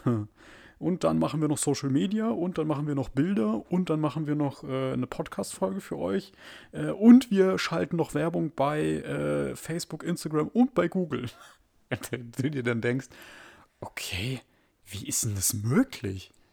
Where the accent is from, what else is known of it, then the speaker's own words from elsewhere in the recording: Germany; bei uns in Deutschland